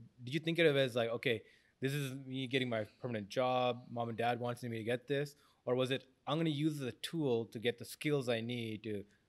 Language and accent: English; Jaffna, Northern Province, Sri Lanka; moved away; I was born in Jaffna as well.